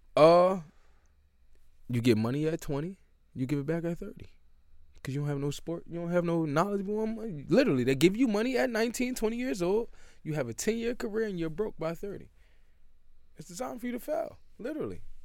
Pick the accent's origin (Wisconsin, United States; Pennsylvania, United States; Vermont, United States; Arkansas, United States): Pennsylvania, United States; Philadelphia; also born or lived in Syracuse; growing up in Philly, I was actually, I was built for